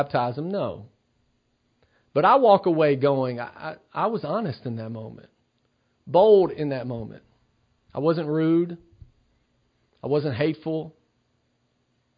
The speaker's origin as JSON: {"language": "English", "town": "Cornersville", "region": "Tennessee", "country": "United States", "lives_now": "Knoxville, United States", "said": "I'm from Cornersville, Tennessee. I now live in Knoxville, Tennessee"}